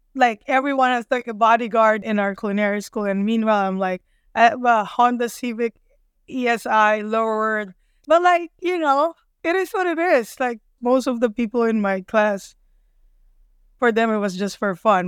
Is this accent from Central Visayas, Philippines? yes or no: no; Manila, Metro Manila, Philippines; moved away as an adult; now in United States; I grew up in Manila, but every summer my dad always sent us in the province